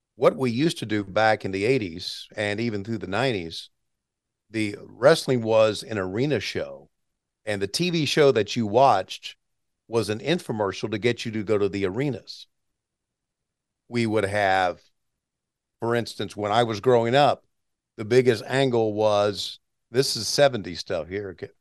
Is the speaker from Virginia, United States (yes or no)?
yes; Virginia, United States; I grew up in Virginia